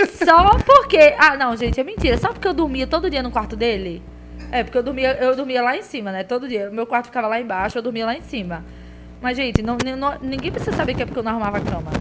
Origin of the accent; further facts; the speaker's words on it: Pernambuco, Brazil; a gente falou que era de Pernambuco